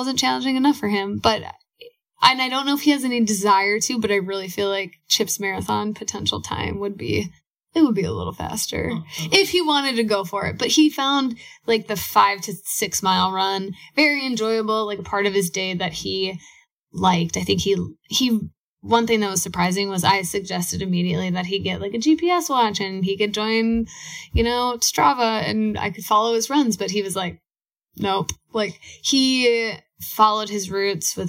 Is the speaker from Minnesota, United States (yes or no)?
yes; Minneapolis, Minnesota, United States; we're from Minneapolis